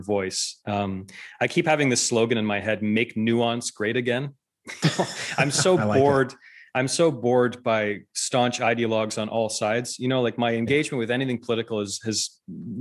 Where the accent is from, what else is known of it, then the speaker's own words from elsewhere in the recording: Canada; I'm Canadian. We grew up in Canada